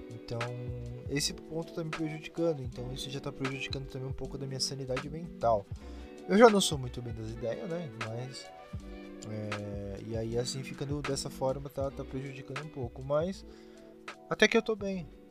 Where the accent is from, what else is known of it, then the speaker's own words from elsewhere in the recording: Brazil; a gente é brasileiro